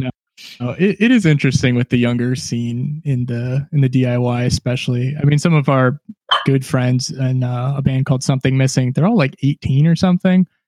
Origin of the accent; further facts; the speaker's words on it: Oak Park, Michigan, United States; I grew up like in Oak Park, which is, you know, like borders the city of Detroit